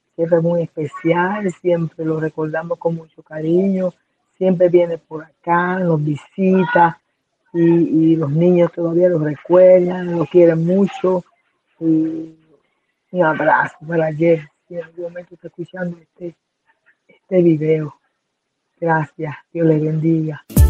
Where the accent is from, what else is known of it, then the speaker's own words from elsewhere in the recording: Puerto Rico; moved away as an adult; now in Haiti; soy de Puerto Rico y dirijo el hogar Betel